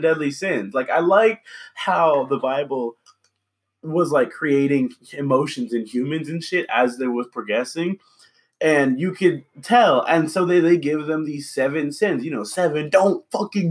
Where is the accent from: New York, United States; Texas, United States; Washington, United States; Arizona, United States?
Washington, United States; Seattle; I'm from Seattle